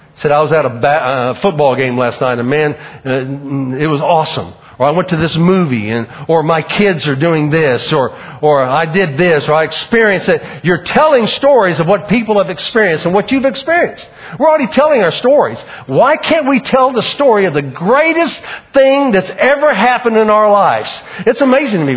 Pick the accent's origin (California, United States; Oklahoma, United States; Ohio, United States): Oklahoma, United States; Oklahoma City; growing up in Oklahoma City